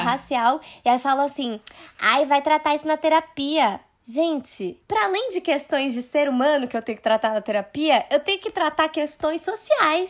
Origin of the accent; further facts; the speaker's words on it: Brazil; eu sou ocidental, nasci no Brasil